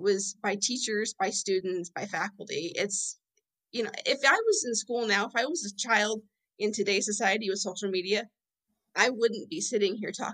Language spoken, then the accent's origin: English; Fort Wayne, Indiana, United States; I'm in Fort Wayne, Indiana, good old Midwest girl, born and raised, been here my whole life